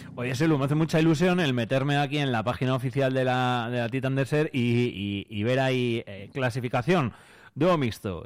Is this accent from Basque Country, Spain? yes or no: no; Quintana Redonda, Castile and León, Spain; Yo soy de Quintana